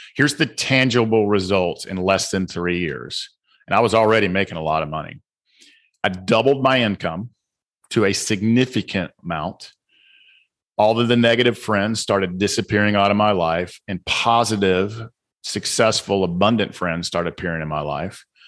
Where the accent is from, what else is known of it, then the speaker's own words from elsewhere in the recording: the South, United States; accent: southern; also born or lived in Georgia; my southern accent